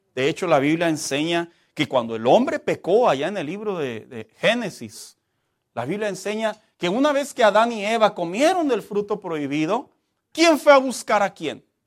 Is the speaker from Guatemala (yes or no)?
no; Mexico; como mexicanos